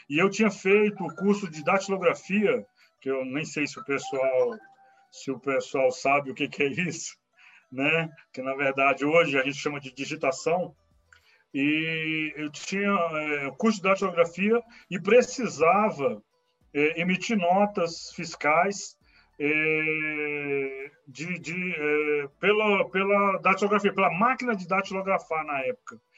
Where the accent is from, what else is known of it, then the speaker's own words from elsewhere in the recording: Brasília, Federal District, Brazil; tá? Sou, é, moro, é, nasci em Brasília, moro em Brasília, né, é, no Gama Leste, né?